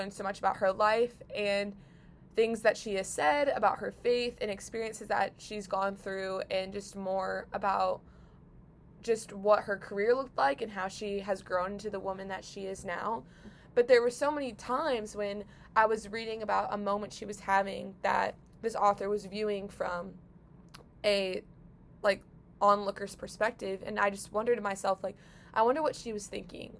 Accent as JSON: {"language": "English", "town": "St. Louis", "region": "Missouri", "country": "United States", "tie": "born or raised there", "said": "I grew up in St. Louis"}